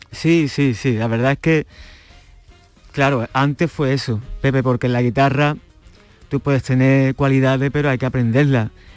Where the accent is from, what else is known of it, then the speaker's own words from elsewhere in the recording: Chiclana de la Frontera, Andalusia, Spain; en mi tierra, en Chiclana, de la frontera